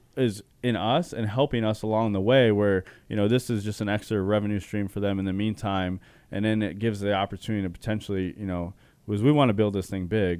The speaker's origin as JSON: {"language": "English", "town": "Chandler", "region": "Arizona", "country": "United States", "tie": "born or raised there", "said": "I was born and raised in Arizona. Chandler specifically"}